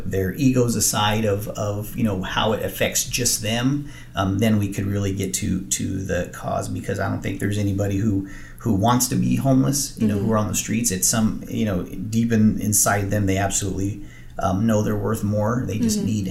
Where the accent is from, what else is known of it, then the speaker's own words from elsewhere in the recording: Riverside County, California, United States; we're born and raised in Riverside County.